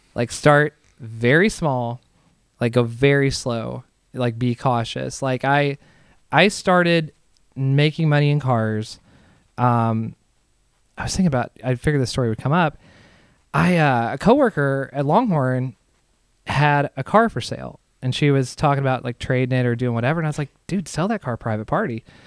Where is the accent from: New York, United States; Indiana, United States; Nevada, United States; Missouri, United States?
Indiana, United States; Southern; I'm from Southern Indiana, right across the river from like Louisville